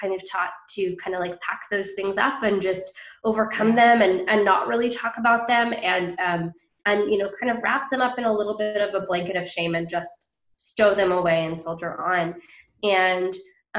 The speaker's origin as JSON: {"language": "English", "town": "Bainbridge Island", "region": "Washington", "country": "United States", "tie": "born or raised there", "said": "So it's called Bainbridge Island"}